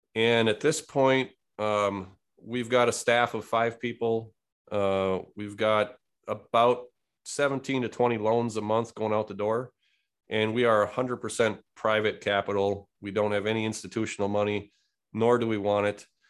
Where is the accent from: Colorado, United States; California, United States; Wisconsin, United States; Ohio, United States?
Wisconsin, United States; Born and raised in Wisconsin